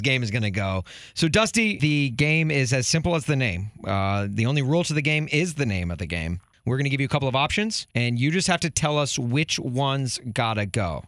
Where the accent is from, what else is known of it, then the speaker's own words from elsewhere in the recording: Nashville, Tennessee, United States; now in Chicago, United States; I grew up in Nashville